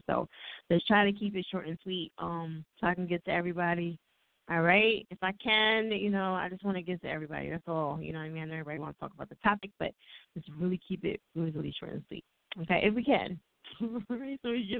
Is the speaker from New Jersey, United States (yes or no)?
yes; New Jersey, United States; accent: Jersey; it's my Jersey accent.